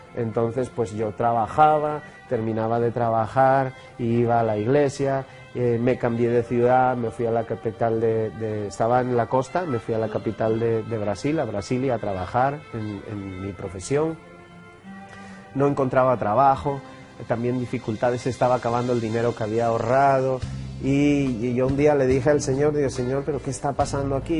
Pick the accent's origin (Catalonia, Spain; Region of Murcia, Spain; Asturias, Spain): Asturias, Spain; Oviedo; moved away as an adult; also born or lived in Brazil; now in Colombia; Nací en Oviedo